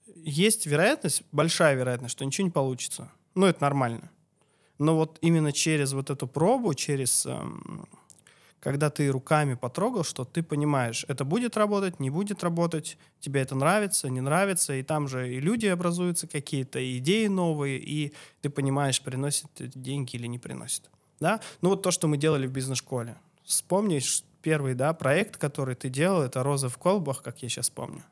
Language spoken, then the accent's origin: Russian; Chelyabinsk Oblast, Russia; moved away as an adult; also born or lived in Krasnodar Krai; now in Karelia, Russia; я сам родом с Челябинской области